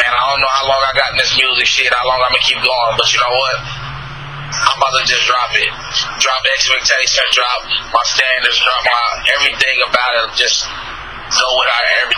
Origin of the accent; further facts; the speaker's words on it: Kansas City, Missouri, United States; moved away as an adult; now in Dallas, United States; I'm from Kansas City, Missouri, and our area code is 816